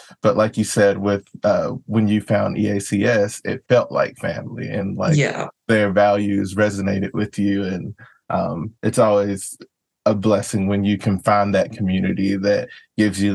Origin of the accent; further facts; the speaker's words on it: Georgia, United States; moved away as an adult; now in Seattle, United States; I moved to Seattle from Georgia